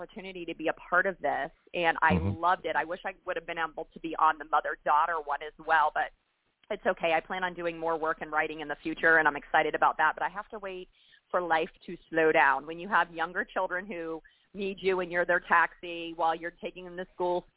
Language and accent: English; Florida, United States; moved away; also born or lived in North Carolina; I'm from Florida originally